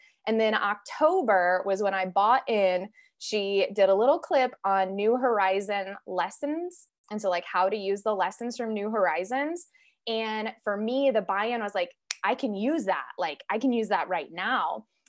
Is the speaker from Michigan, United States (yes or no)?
no; Northwest Illinois, United States; I come from Northwest Illinois.